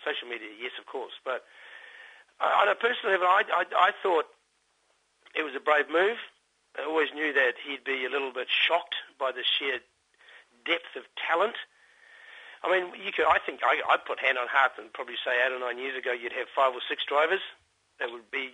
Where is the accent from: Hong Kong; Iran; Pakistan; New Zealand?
New Zealand; I'm a Kiwi. I like being a Kiwi. I like having my Kiwi passport